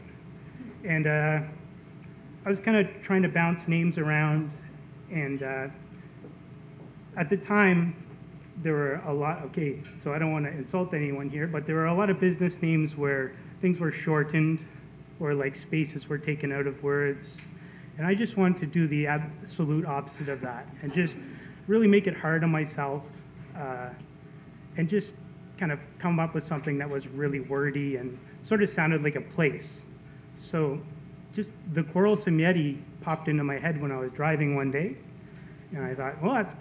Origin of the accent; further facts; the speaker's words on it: New Brunswick, Canada; moved away; also born or lived in Halifax, Nova Scotia; I grew up in Rosse, New Brunswick, about 4 hours from here.